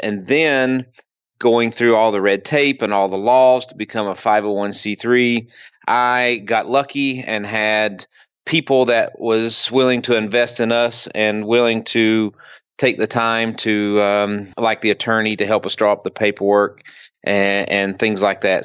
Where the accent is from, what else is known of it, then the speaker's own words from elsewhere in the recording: Kentucky, United States; moved away; I'm originally from Kentucky